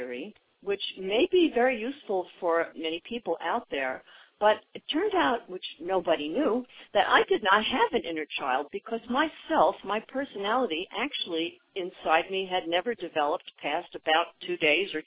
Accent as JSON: {"language": "English", "town": "New York City", "region": "New York", "country": "United States", "also_born_or_lived": "Washington, D.C.", "moved": "as an adult", "lives_now": "Orange County, United States", "said": "I'm from New York City originally."}